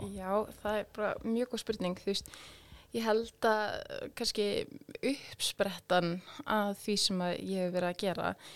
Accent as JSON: {"language": "Icelandic", "country": "Iceland", "said": "Íslandingar eins og ég"}